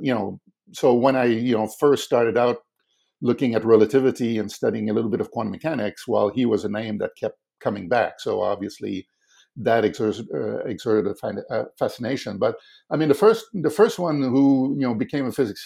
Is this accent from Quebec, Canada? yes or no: yes; Quebec City, Quebec, Canada; I grew up in Quebec City